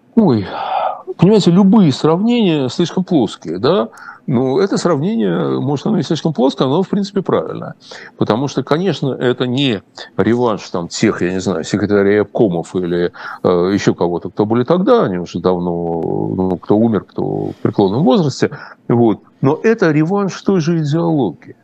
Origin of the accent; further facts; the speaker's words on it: Russia; я, российский еврей